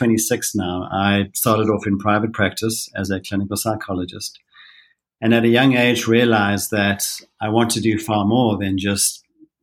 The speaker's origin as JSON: {"language": "English", "country": "South Africa", "moved": "as an adult", "lives_now": "Utah, United States", "said": "I'm a South African"}